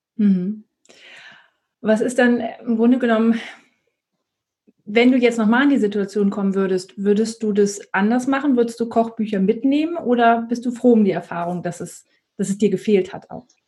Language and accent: German; Northern Germany, Germany; moved away; ich komme aber ursprünglich aus Norddeutschland.